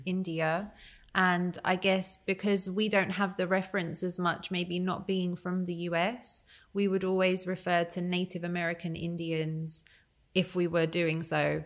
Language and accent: English; United Kingdom